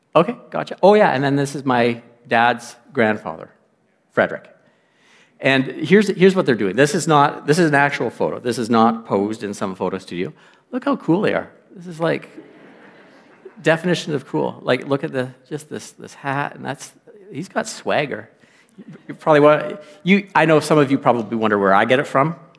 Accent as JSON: {"language": "English", "town": "Lloydminster", "country": "Canada", "tie": "born or raised there", "said": "I'm from Lloydminster, not born, but raised in Lloydminster for many, many years"}